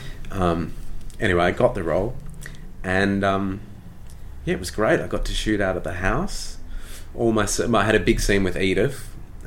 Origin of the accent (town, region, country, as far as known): Australia; accent: Australian; moved away as an adult; also born or lived in London, United Kingdom